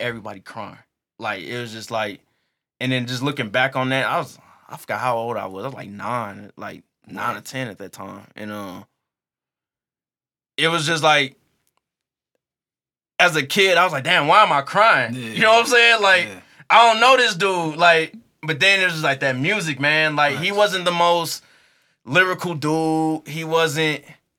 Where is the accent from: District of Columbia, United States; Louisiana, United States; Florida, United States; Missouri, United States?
Missouri, United States; University City; Like I grew up in UU City, so I grew up on Partridge and Canton.